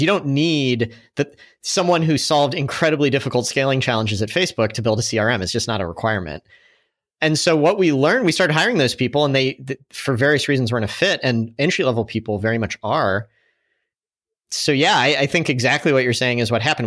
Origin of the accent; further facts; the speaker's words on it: St. Louis, Missouri, United States; moved away as an adult; also born or lived in San Francisco; Saint Louis really embraced us. It's my hometown also